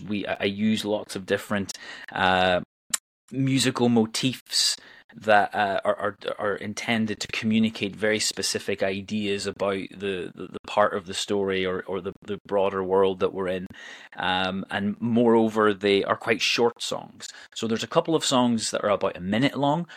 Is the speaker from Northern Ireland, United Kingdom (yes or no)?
yes; Northern Ireland, United Kingdom; now in Edinburgh, United Kingdom; I'm originally from Northern Ireland, but I've lived in Scotland uh, since 2005. Uh, I live in Edinburgh